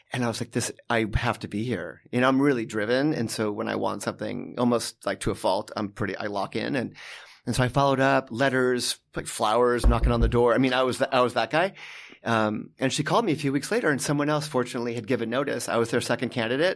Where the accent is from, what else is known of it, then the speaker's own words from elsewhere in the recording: Los Angeles, California, United States; also born or lived in New Haven, Connecticut; then we moved out to, um, to L